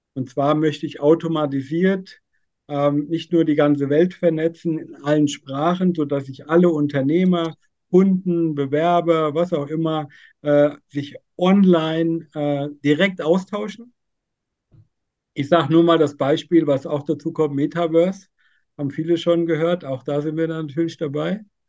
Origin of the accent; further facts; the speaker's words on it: near Giessen, Central Hesse, Germany; ich komme aus Mittelhessen, Nähe Gießen